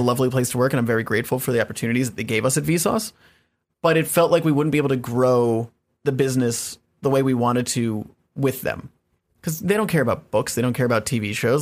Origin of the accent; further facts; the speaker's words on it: Evergreen, Colorado, United States; moved away as an adult; also born or lived in Washington D.C. / Virginia / Los Angeles; now in New York, United States; moved to Colorado and grew up in Colorado from like eight to eighteen